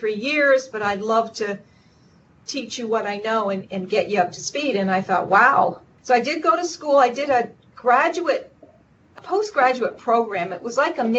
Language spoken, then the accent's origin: English; Vermont, United States; I grew up in Vermont, so I'm a native Vermonter